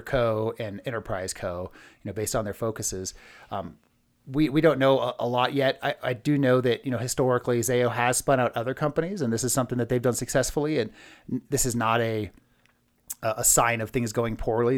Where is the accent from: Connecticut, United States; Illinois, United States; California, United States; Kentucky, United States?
California, United States; Bay Area; I'm from the Bay Area